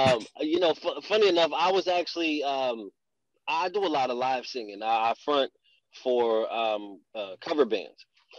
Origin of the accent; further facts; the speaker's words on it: Texas, United States; born there; also born or lived in Germany / Alaska, United States; You know, in my bio, it says I'm a self-proclaimed Army brat. I was born in Texas. My dad was in the military, so I've literally been everywhere. Lived overseas in Germany.